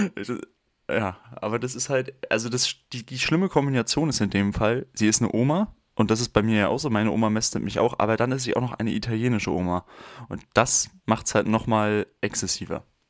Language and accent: German; Mecklenburg-Vorpommern, Germany; moved away; ich hatte in der 9. Klasse noch nicht mein Handy, ich komme aus MV.